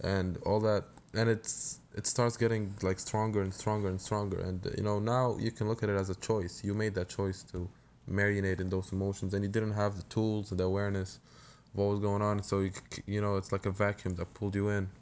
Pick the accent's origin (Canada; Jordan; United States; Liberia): Jordan; moved away; I grew up in Jordan